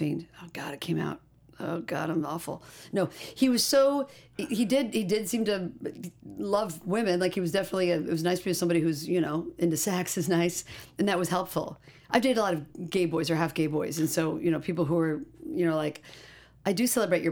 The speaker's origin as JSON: {"language": "English", "region": "Indiana", "country": "United States", "tie": "born or raised there", "moved": "yes", "lives_now": "Los Angeles, United States", "said": "growing up in Indiana"}